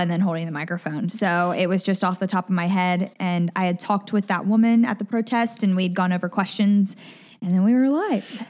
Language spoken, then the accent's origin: English; Collierville, Tennessee, United States; accent: Southern; moved away as an adult; also born or lived in Mississippi / Nashville; now in Hawaii, United States; I grew up in Collierville, Tennessee